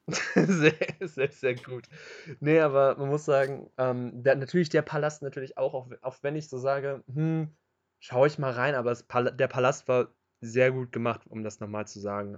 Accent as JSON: {"language": "German", "town": "Hanover", "region": "Lower Saxony", "country": "Germany", "also_born_or_lived": "Göttingen", "said": "freue ich mich als Hannoveraner"}